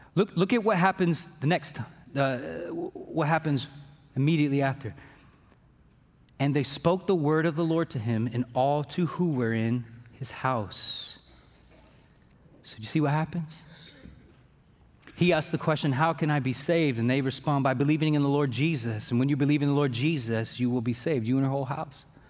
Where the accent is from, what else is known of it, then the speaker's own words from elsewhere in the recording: Fairfield, United States; I'm from Fairfield